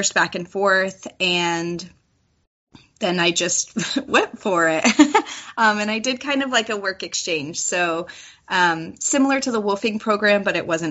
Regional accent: California, United States; also born or lived in Washington State; I'm from California

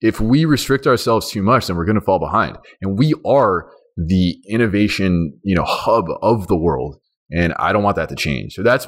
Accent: Iran; born there; I mean, I was born in Iran and I go there back and forth because my grandma lives there.

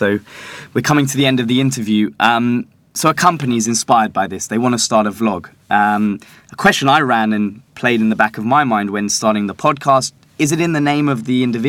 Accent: London, United Kingdom; born or raised there

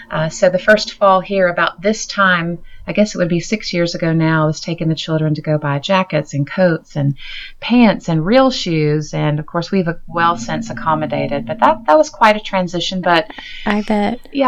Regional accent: Virginia, United States; also born or lived in Roanoke, Virginia; now in Kansas City, United States; So I grew up in Virginia, though, okay. and uh, was born in Roanoke, Virginia.

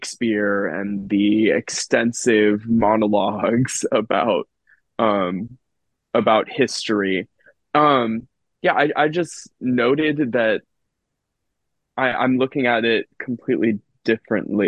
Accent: Charleston, South Carolina, United States; I'm an actor and a writer from Charleston, South Carolina

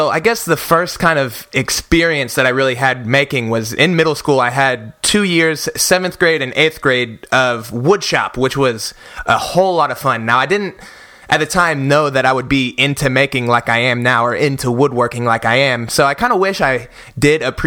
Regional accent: Oklahoma City, Oklahoma, United States; I was born and raised in Oklahoma City, Oklahoma

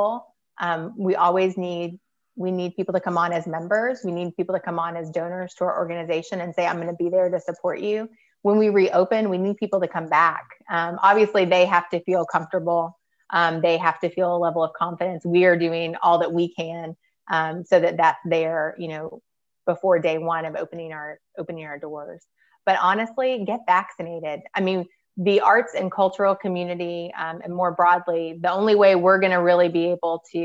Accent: Louisville, Kentucky, United States; I grew up in Louisville and then went to UK

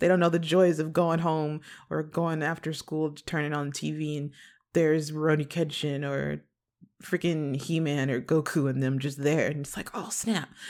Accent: western suburbs of Chicago, Illinois, United States; now in Los Angeles, United States; I'm a Midwest baby. I am from, uh, Chicago originally, um, in the West suburbs

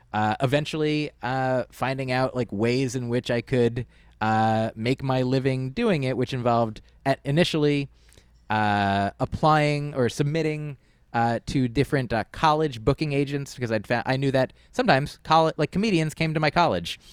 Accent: New Jersey, United States; I was growing up in New Jersey.

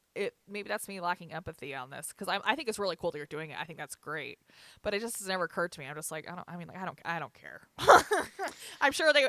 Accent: Richfield, Utah, United States; I was born in Sevier Valley Hospital

